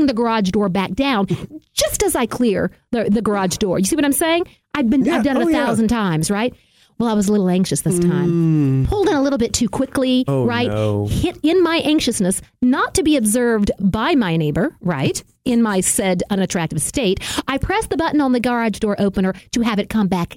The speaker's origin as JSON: {"language": "English", "region": "the South", "country": "United States", "said": "as a Southerner"}